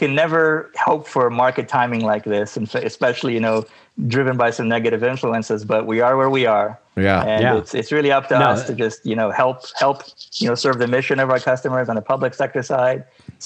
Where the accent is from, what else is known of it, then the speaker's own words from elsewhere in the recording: Canada; also born or lived in United States; I'm Canadian by nature, but, you know, I'm sort of, you know, trans-border, if you will. And I work and live on both sides